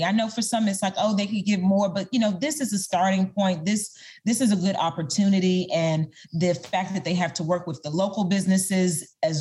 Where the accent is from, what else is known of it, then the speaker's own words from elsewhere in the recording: Maryland, United States; moved away; I recently moved back to Maryland, my hometown.